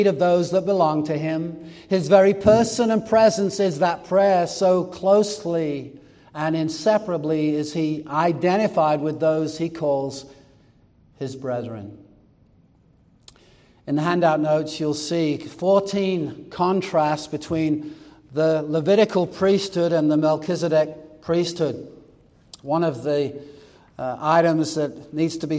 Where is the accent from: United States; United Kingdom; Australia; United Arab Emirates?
United Kingdom; England; moved away; I grew up in England